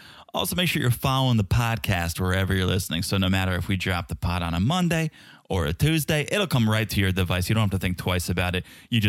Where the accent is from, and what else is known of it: Czechia; accent: Czech